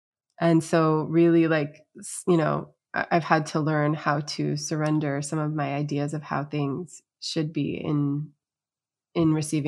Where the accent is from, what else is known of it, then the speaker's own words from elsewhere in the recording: Syracuse, New York, United States; I'm from Syracuse, New York, originally.